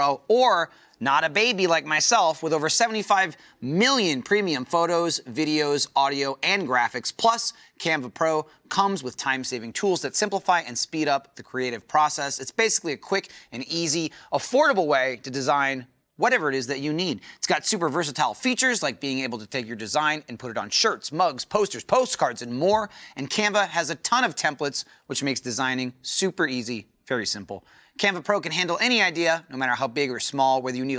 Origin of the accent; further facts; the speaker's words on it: New Jersey, United States; I'm from New Jersey